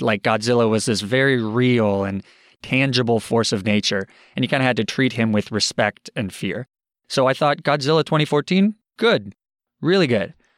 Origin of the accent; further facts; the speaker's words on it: Arizona, United States; now in Boston, United States; I grew up in Arizona